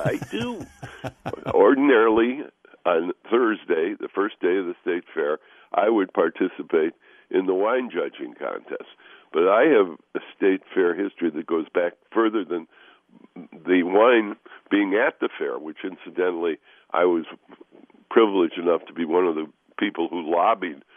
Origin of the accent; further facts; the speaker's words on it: Chicago, Illinois, United States; now in Minnesota, United States; I grew up in the Chicago suburbs